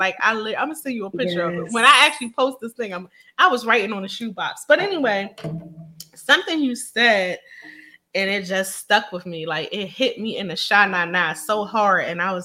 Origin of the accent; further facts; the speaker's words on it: Philadelphia, Pennsylvania, United States; Philly, my hometown